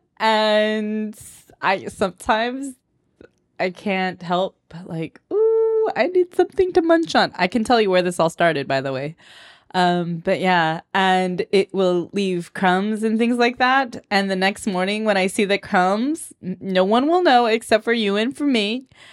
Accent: Moreno Valley, California, United States; accent: Valley Girl; now in Honolulu, United States; I was born and raised there. Grew up

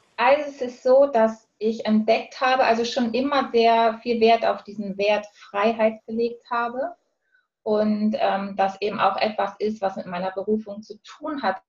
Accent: Hamburg, Germany; now in Switzerland; ursprünglich komme ich aus Hamburg und lebe aktuell in der Schweiz

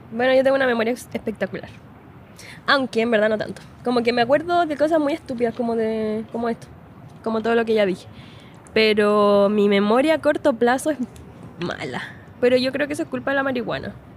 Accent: Linares, Maule, Chile; moved away as an adult; now in Santiago, Chile; yo soy de Linares, po. O sea, miren, yo nací en Santiago, en la comuna de Providencia. Y después me fui a vivir a Linares porque mi padre es de allá

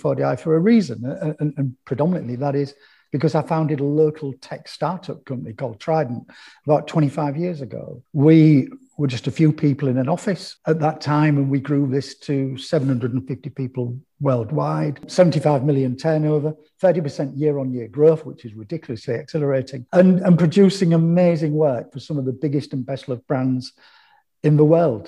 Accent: Hull, Yorkshire and the Humber, United Kingdom; I was born and raised in East Hull.

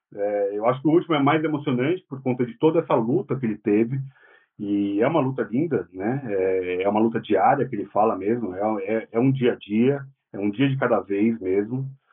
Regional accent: São Paulo, Brazil; Eu sou do Tatuapé, do lado da Penha

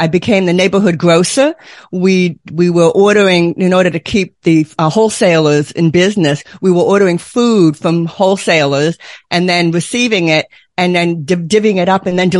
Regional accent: Boston, Massachusetts, United States; But I grew up near Boston, Massachusetts. I know how to park a car in the yard. I can turn that accent on still.

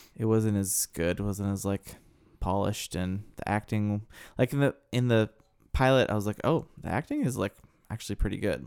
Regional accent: Midwestern state, United States; a city kid from a Midwestern state

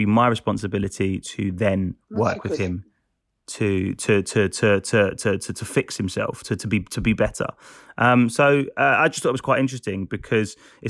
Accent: London, United Kingdom; I'm a Londoner, born and bred in London. I am born to two parents who were both technically born in the UK

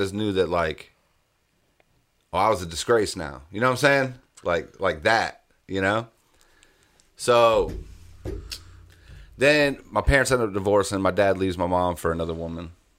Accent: Fort Drum, New York, United States; also born or lived in Germany; So I was born in New York, upstate New York, on a military base, Army base, Fort Drum. My parents, actually, I was born in Germany. We moved to Fort Drum when I was young.

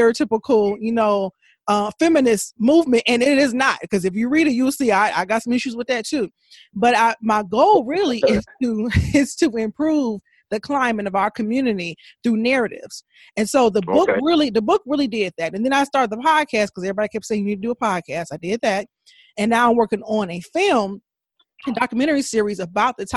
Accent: Country Club Hills, Illinois, United States; I grew up in Country Club Hills

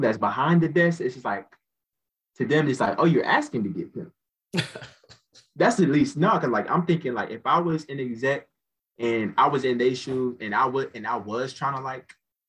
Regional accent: Cobb County, Georgia, United States; also born or lived in Douglasville, Georgia; I stay in Douglasville. Like I'm from Cobb County. That's like a little outside of like, Atlanta.

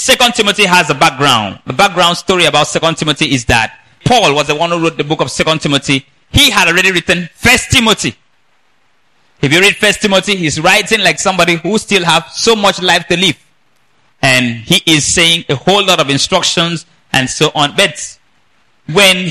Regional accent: Nigeria; I'm from Nigeria

